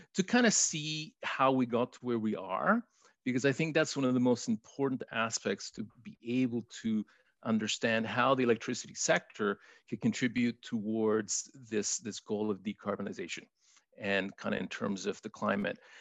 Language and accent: English; Chile; first language Spanish; English is a second language; now in Canada; I was born in Chile, so I'm a newcomer to Canada. My first language is Spanish